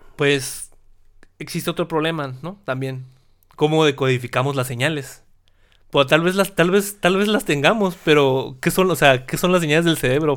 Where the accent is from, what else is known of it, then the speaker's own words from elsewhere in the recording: Mexico; nosotros los mexicanos